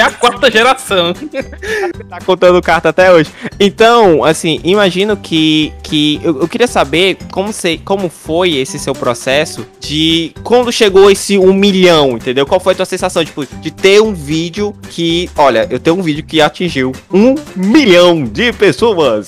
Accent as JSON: {"language": "Portuguese", "town": "Fortaleza", "region": "Ceará", "country": "Brazil", "said": "a gente é de Fortaleza"}